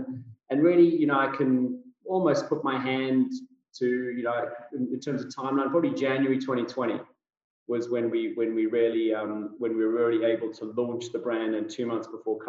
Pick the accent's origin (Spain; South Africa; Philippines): South Africa; also born or lived in United Kingdom; now in United States; No, I'm South African born and bred. Most people don't get my accent right straight off the bat. And that's because it's been a little bit of a melting pot of British thrown in there from my 20 years living in the United Kingdom.